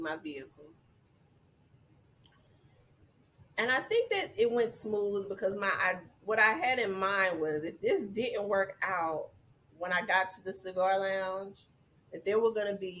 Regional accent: Georgia, United States; moved away; I'm from Georgia.

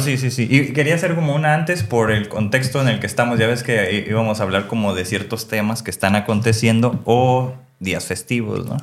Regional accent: Mexico; nosotros como mexicanos, pues somos más como de la parte nativa

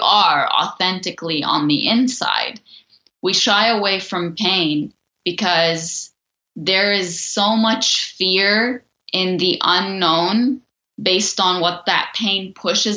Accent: Lebanon; moved away; I grew up in Lebanon

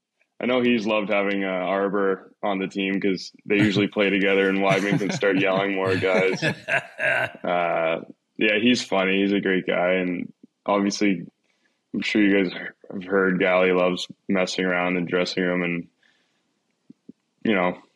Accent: Toronto, Ontario, Canada; Negative, I'm from Toronto, but I'd probably say the weather and how dark it gets here so quickly.

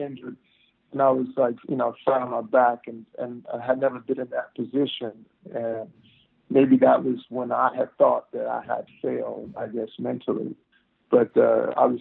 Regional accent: Texas, United States; growing up in Texas

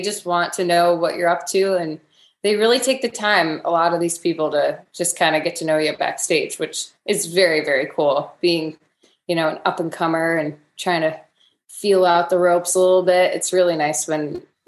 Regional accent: Rochester, New York, United States; So we had the Rochester Lilac Festival, which is pretty big in Rochester, New York. And it's really cool because it's something that growing up here, everybody goes

